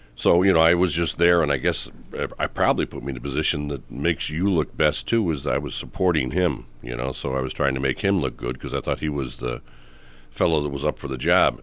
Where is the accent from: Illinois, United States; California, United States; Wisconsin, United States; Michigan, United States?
Illinois, United States; Chicago; moved away; I'm born and raised in Chicago, yes. far south side.